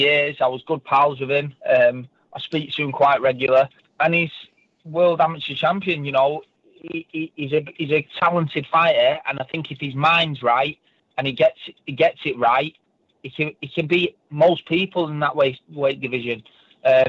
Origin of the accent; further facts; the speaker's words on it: Birmingham, West Midlands, United Kingdom; moved away; I'm from Birmingham originally